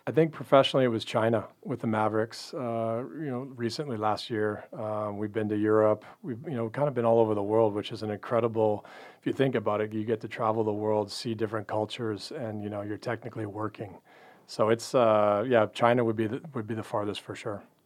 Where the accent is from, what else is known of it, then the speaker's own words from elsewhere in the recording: Canada; moved away as an adult; also born or lived in Pacific Northwest; now in Dallas, United States; Grew up in Canada